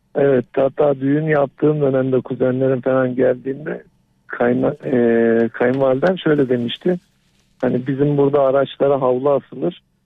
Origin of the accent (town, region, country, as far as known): Black Sea Region, Turkey